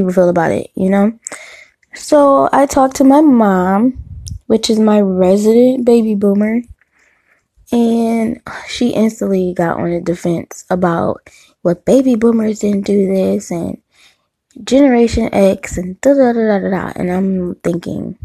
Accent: Detroit, Michigan, United States; growing up in Detroit and the surrounding suburbs

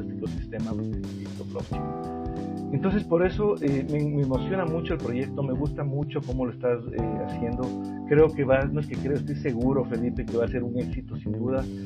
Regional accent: Ecuador; como ecuatoriano

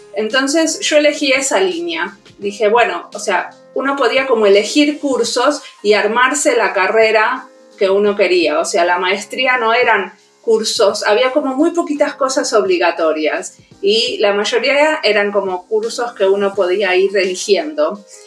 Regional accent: Argentina; accent: Argentine; moved away as an adult; also born or lived in Buenos Aires; now in Helsinki, Finland; primero estudié diseño industrial en la UBA, en Buenos Aires, soy argentina, y después eh, me vine a Finlandia

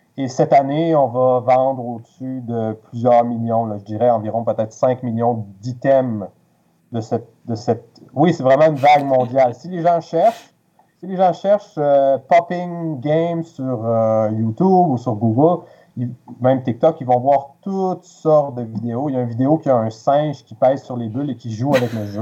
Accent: Quebec City, Quebec, Canada; moved away as an adult; now in Montreal, Canada; je suis originaire de Québec

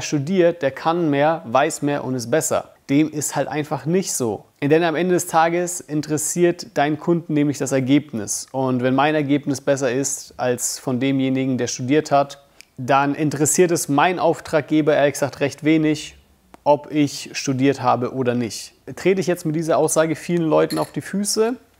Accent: Bamberg, Bavaria, Germany; Ich komme aus Bamberg.

